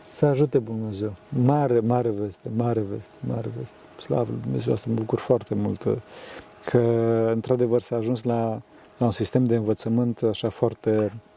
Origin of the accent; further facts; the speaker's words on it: Transylvania, Romania; eu sunt din Transilvania